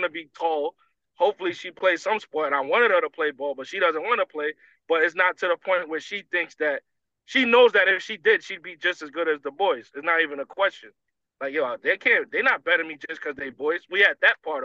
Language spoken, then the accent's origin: English; New York City, New York, United States; I'm from Brooklyn